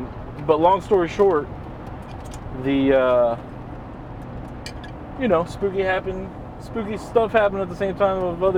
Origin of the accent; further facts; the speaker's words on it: Miami, Florida, United States; now in Tampa, United States; I come from Miami.